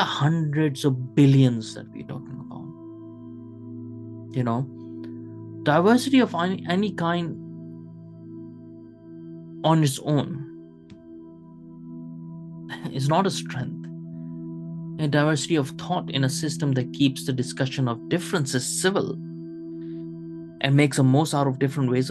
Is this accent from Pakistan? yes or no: yes; Pakistan; also born or lived in Kuwait; now in United Kingdom; I was born in Kuwait, as you guys know, but I've lived in Pakistan for 10 years